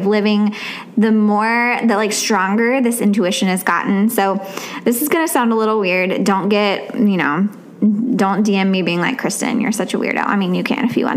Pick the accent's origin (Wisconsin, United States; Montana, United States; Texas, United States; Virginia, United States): Virginia, United States; now in Tennessee, United States; when I was growing up in Virginia, we never started school until after Labor Day